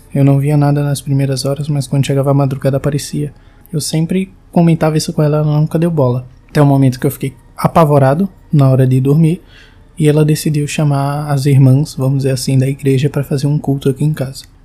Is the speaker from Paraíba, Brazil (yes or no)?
yes; João Pessoa, Paraíba, Brazil; eu sou de João Pessoa, tenho 22 anos